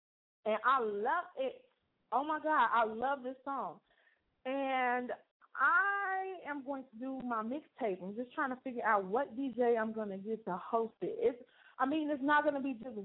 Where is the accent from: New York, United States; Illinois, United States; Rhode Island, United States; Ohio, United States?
Illinois, United States; Chicago; moved away as an adult; now in Gary, Indiana, United States; I'm from Chicago and I'm here now